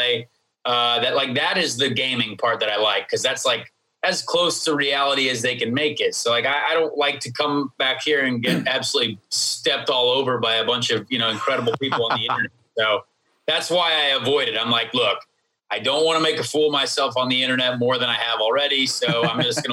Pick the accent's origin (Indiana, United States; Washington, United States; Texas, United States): Indiana, United States; Indianapolis; I grew up in Indianapolis and my dad was Irish